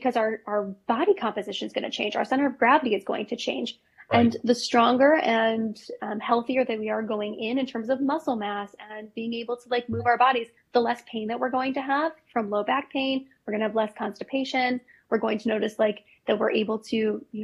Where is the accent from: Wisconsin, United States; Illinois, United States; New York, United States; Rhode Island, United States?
Illinois, United States; Chicago; I grew up in Chicago